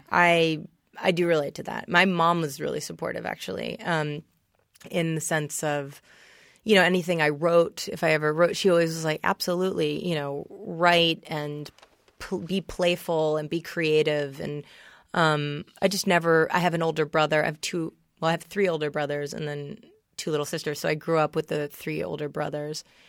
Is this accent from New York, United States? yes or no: yes; New York City, New York, United States; also born or lived in Vero Beach, Florida; I grew up in New York City. um, Upper East Side.